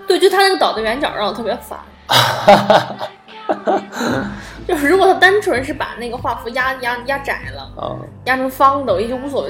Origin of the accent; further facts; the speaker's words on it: China; 我作为一个中国人